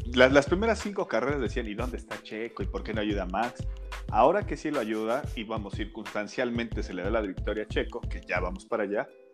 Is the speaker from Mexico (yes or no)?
yes; Mexico; nos caracterizamos los mexicanos